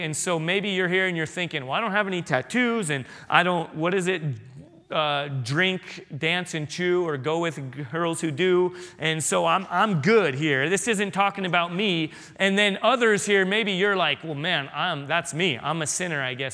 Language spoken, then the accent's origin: English; San Diego, California, United States; moved away; I grew up in San Diego